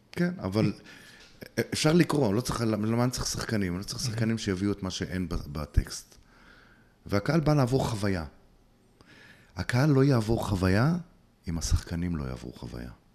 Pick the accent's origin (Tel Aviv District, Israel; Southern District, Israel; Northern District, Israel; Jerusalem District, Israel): Tel Aviv District, Israel; Bnei Brak; moved away as an adult; also born or lived in Ateret; נולדתי בבני ברק, אה, גדלתי בבני ברק יותר נכון